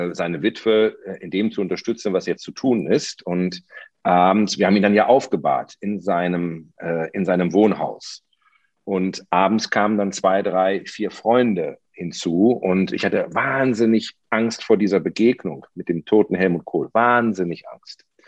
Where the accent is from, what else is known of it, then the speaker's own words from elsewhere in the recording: Potsdam, Brandenburg, Germany; Das frage ich jetzt als Potsdamer